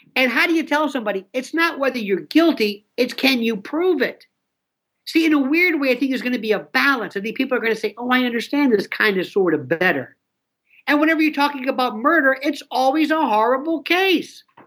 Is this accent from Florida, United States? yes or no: yes; Florida, United States; I'm from Florida, not Florida, Florida